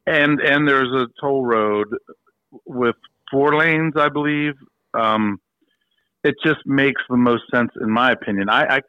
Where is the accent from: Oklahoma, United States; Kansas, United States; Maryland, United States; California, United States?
Maryland, United States; Frederick; my hometown of Frederick